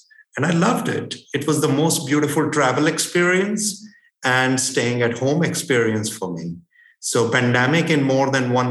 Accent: Limassol, Limassol District, Cyprus; also born or lived in India; So the second best thing was I came back to my hometown of Limassol. And I don't think I enjoyed being in Cyprus as much as I did during the pandemic.

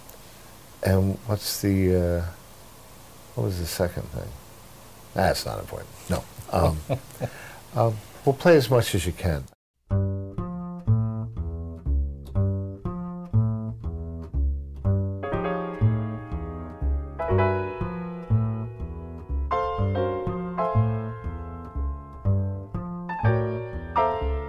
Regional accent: near Atlantic City, New Jersey, United States; I grew up near Atlantic City, New Jersey

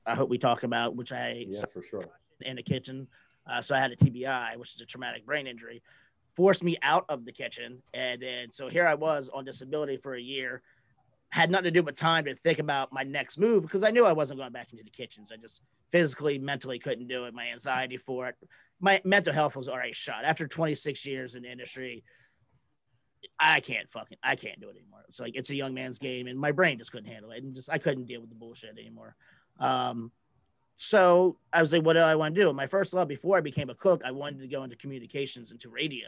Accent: Georgetown, Delaware, United States; I'm from right outside of Rehoboth Beach, Delaware

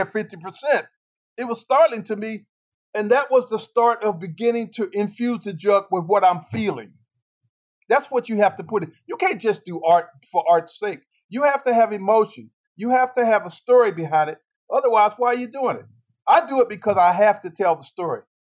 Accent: Washington, District of Columbia, United States; also born or lived in Virginia / Norfolk, Virginia; now in Weaverville, United States; We grew up in Washington, D.C. We were born in Virginia.

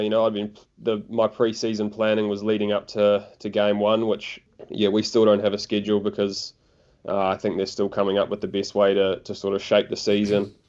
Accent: Auckland, New Zealand; also born or lived in Dunedin; I'm actually from Auckland, but I was living in Dunedin for the summer

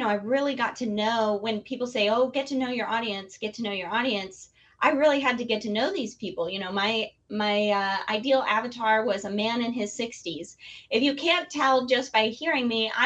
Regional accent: Detroit, Michigan, United States; I was born in Detroit

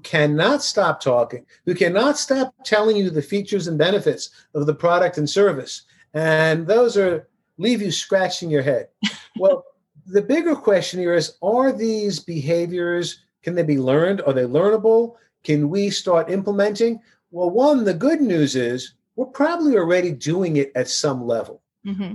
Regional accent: New York City, New York, United States; I grew up in Queens, New York.

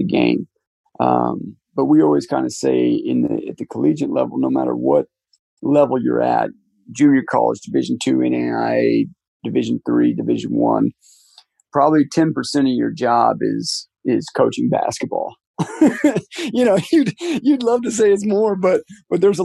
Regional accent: Wyoming, United States; moved away; I'm from Wyoming

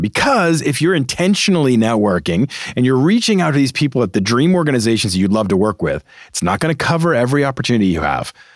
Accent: Boston, Massachusetts, United States; I'm a Boston guy. I grew up in Boston.

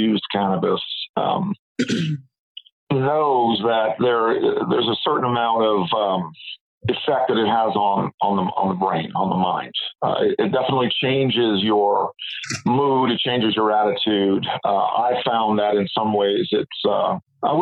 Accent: New York City, New York, United States; moved away; also born or lived in San Francisco; I was born in Brooklyn, New York

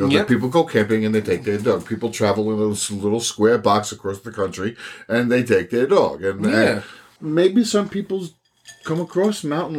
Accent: Nassau County, New York, United States; also born or lived in Suffolk County, New York; I grew up in Nassau County, Illinois. I currently live in Suffolk County, Illinois.

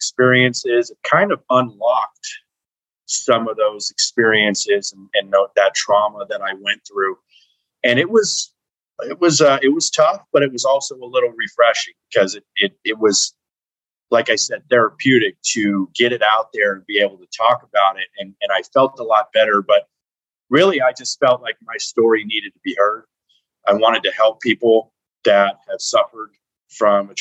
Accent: Las Vegas, Nevada, United States; I was raised in Las Vegas, Nevada.

